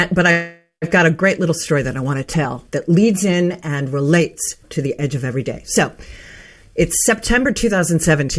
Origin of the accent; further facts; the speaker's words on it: Pittsburgh, Pennsylvania, United States; moved away; there is a training in my hometown of Pittsburgh, Pennsylvania, with Al Gore.